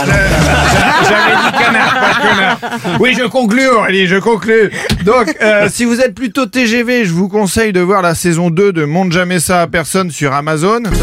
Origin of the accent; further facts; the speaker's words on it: Caen, Normandy, France; on vient tous les deux de Caen